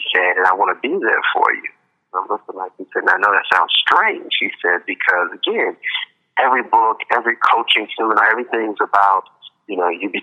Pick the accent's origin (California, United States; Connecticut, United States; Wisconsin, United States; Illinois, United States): Illinois, United States; Chicago; now in Las Vegas, United States; growing up in Chicago.